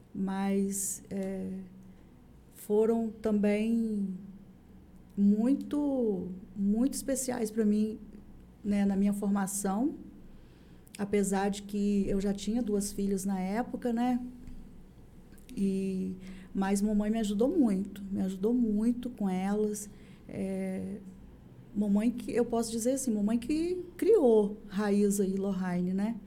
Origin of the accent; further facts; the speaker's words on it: São Francisco, Brazil; eu sou nascida e criada em São Francisco